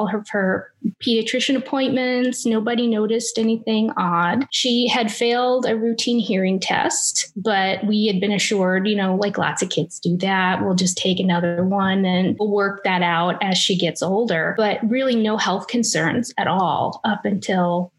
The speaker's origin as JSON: {"language": "English", "region": "Indiana", "country": "United States", "tie": "born or raised there", "moved": "as an adult", "lives_now": "St. Augustine, United States", "said": "I was born and raised in Indiana"}